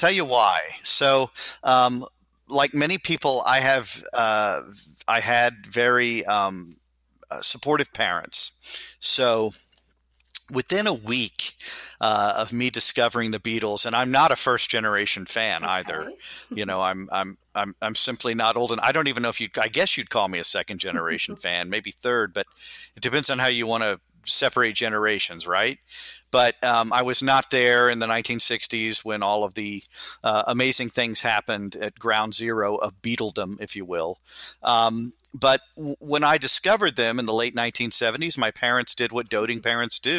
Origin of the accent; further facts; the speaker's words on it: Houston, Texas, United States; I'm from Houston, Texas.